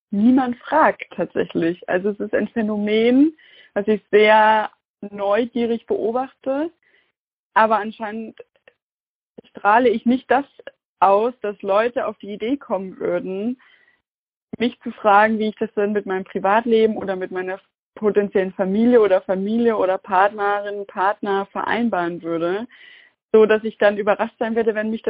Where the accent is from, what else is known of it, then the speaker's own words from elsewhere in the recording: Saxony-Anhalt, Germany; Und ich bin ja Nachwendekind, also ich bin in Sachsen-Anhalt groß geworden und das hat mich schon getroffen.